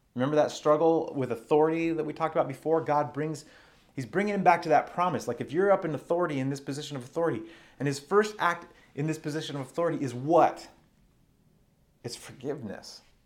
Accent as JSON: {"language": "English", "region": "Arizona", "country": "United States", "tie": "born or raised there", "moved": "yes", "lives_now": "Washington, United States", "said": "where I grew up in Arizona"}